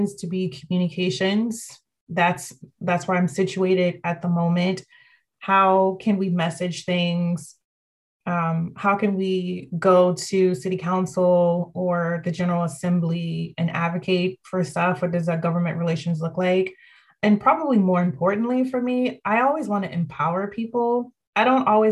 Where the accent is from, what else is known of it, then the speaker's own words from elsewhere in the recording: Ashland, Virginia, United States; moved away as an adult; also born or lived in Washington, D.C. / Australia; now in Richmond, United States; I grew up in Ashland, but my family's from here